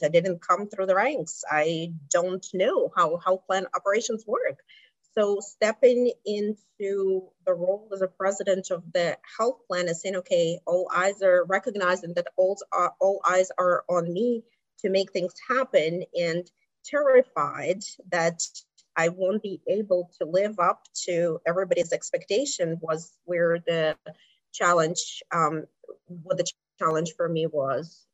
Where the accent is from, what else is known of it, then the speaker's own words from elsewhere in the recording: Kazakhstan; English is a second language; moved away as an adult; also born or lived in District of Columbia, United States; now in United States; I am originally from Kazakhstan, um, Central Asia. So I came to the United States in my 20s